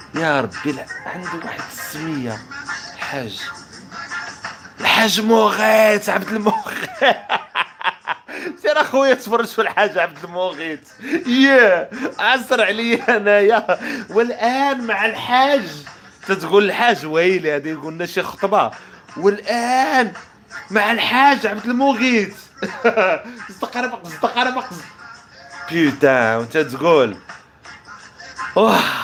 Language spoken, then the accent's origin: Arabic; Morocco; عندنا في المغرب